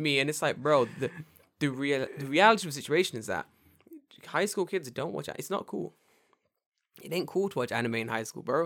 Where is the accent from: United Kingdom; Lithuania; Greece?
United Kingdom; London; moved away as an adult; now in Japan; I'm from London